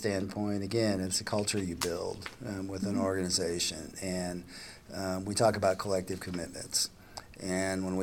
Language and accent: English; Nebraska, United States; moved away; also born or lived in Wyoming; I was born and raised in Nebraska